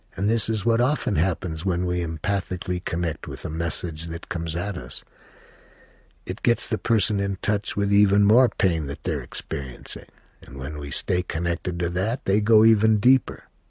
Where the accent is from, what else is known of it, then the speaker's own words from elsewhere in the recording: United States; I was from the United States